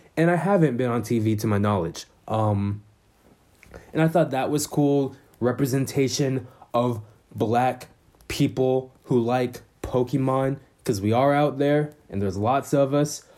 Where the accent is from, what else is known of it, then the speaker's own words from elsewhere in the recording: Vallejo, California, United States; I'm from Vallejo, California, in the Bay Area